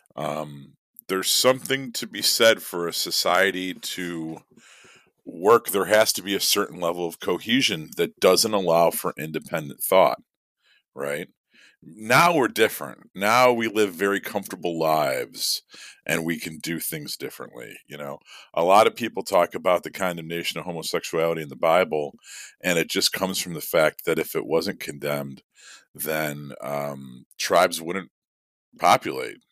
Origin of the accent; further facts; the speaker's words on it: Midwest, United States; being a Midwesterner myself and given the fact that this legend is born from the area that I grew up